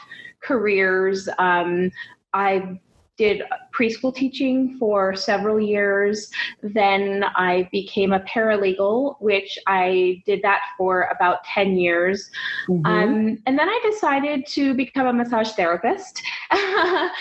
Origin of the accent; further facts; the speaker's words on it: Reno, Nevada, United States; now in Salt Lake City, United States; I was born in Reno, Nevada